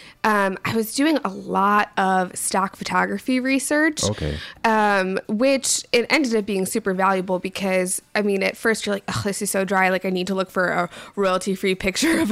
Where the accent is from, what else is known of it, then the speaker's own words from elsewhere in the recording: Rocky Hill, Connecticut, United States; moved away; also born or lived in Boston, Massachusetts; I grew up in Connecticut in Rocky Hill, which is a super small town